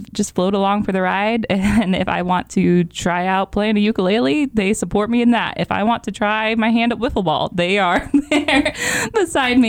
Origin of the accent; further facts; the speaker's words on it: Watauga, Illinois, United States; moved away; I'm from Watauga, Illinois, a little small town out in the middle of nowhere.